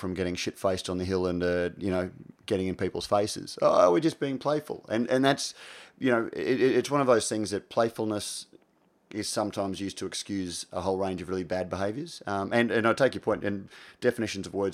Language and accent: English; Australia